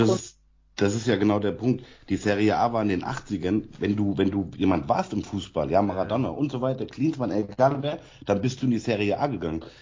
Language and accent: German; Frankfurt, Hesse, Germany; Steffen und ich, wir sind in Frankfurt-Fechenheim groß geworden